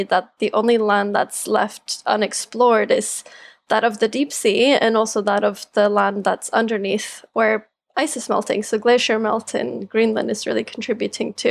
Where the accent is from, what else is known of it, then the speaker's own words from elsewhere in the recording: Kirkenes, Troms og Finnmark, Norway; moved away as an adult; also born or lived in England; now in United Kingdom; I'm born in a small town in Norway called Kirkenes